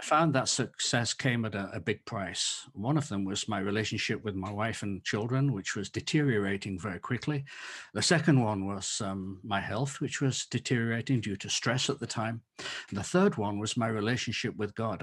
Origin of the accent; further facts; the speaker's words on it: England, United Kingdom; moved away as an adult; now in Leiden, Netherlands; I'm an Englishman